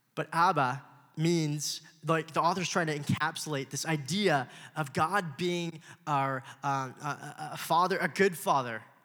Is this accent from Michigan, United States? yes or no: no; Los Angeles, California, United States; I was born in Los Angeles